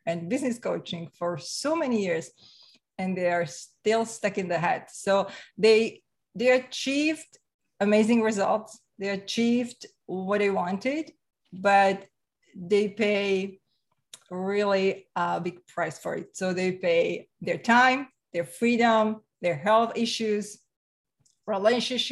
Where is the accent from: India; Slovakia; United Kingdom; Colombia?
Slovakia; English is a second language; now in Canada; I'm from Slovakia. So former Czechoslovakia, right? So Central Europe, and came to Canada about 24 years ago. So that's my accent.